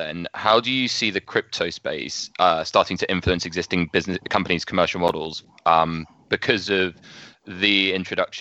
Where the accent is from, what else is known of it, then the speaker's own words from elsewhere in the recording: England, United Kingdom; Being English